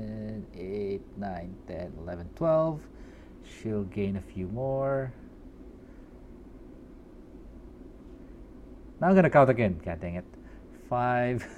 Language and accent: English; Philippines; English is a second language; I'm Filipino